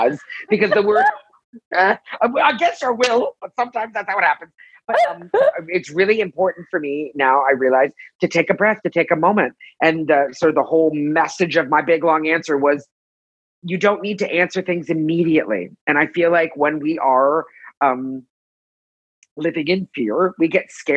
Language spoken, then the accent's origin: English; Toronto, Ontario, Canada; moved away as an adult; now in Los Angeles, United States; I'm from Canada. I'm from Toronto. So you're going to hear me say aboot a lot. And I moved